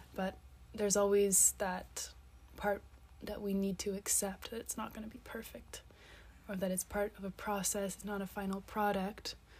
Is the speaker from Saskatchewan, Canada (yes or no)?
no; Nova Scotia, Canada; moved away as an adult; also born or lived in Montreal, Quebec; now in Seville, Spain; I'm from Nova Scotia, from Canada